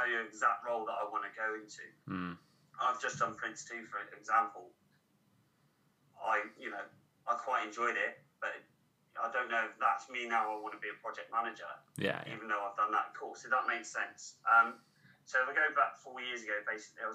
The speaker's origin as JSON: {"language": "English", "area": "Cornwall", "region": "South West England", "country": "United Kingdom", "moved": "as an adult", "said": "I'm Cornish"}